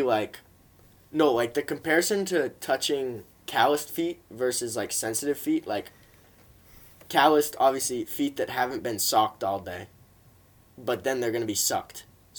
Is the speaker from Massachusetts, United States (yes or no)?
yes; Lawrence, Massachusetts, United States; But I'm actually kind of technically Dominican because I was born in Lawrence, Mass.